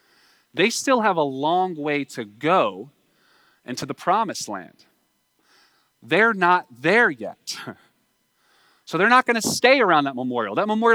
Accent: United States; we don't have to look to Russia as a, you know, growing up in America to see our own unreckoned past

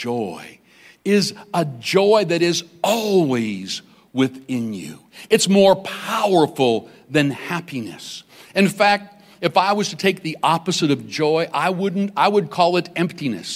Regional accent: Weldon, Saskatchewan, Canada; I grew up in Saskatchewan, a little place called Weldon, Saskatchewan.

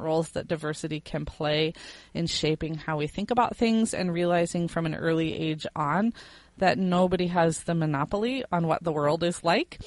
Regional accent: Fort Wayne, Indiana, United States; moved away as an adult; also born or lived in Miami, Florida / South Carolina; I was born in Indiana, and I lived in Indiana all the way up through age 22 with the exception of 2 years in Miami, Florida

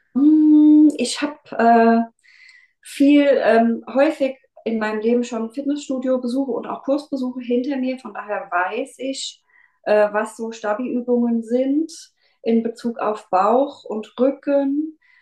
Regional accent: near Mainz, Rhenish Hesse, Rhineland-Palatinate, Germany; ich komme aus der Nähe von Mainz äh, in Rheinland-Pfalz, Rheinhessen.

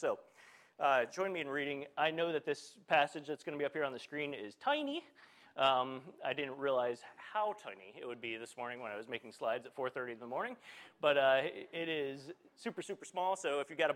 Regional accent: Morris, Pennsylvania, United States; moved away as an adult; also born or lived in Chicago / Wellsboro; I grew up down in Morris, grew up coming with many of you

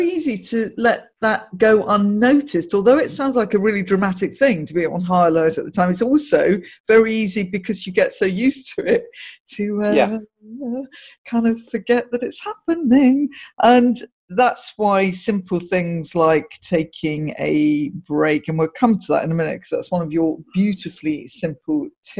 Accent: Guildford, South East England, United Kingdom; I grew up in Guildford

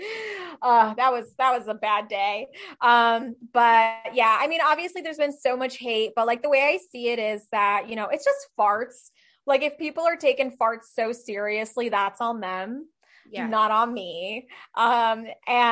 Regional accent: Czechia; I'm from Czech Republic and they're very traditional people

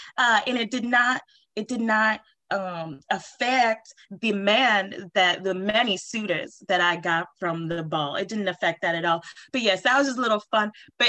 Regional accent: New Orleans, Louisiana, United States; Well, I come from New Orleans, a long line of mediums down there.

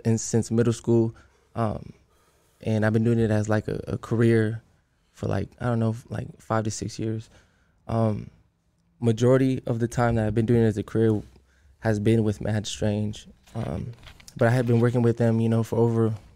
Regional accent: Oceanside, California, United States; where I grew up at in Oceanside is referred to as like the Mid Valley area

